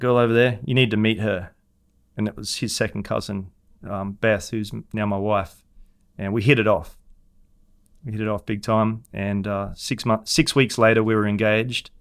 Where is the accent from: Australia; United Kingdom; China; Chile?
Australia; Hervey Bay, Queensland; moved away as an adult; now in Jupiter, Florida, United States; Harbour in Harvey Bay, my hometown